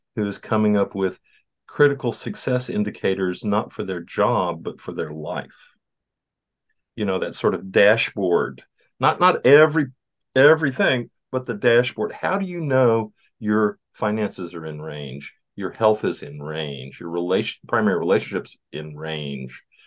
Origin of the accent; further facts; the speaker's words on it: Southeast Texas, United States; I grew up in Southeast Texas